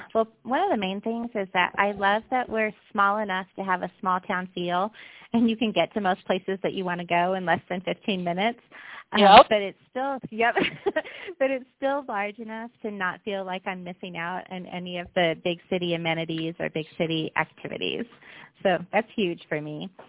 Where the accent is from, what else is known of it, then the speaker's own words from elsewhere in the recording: Grand Valley, Western Colorado, United States; also born or lived in Indiana; I first moved to the Grand Valley when I was just 7 years old. So even though I'm originally from Indiana, I really feel like I'm a native of the Grand Valley since I grew up here. I'm a graduate of Central High School.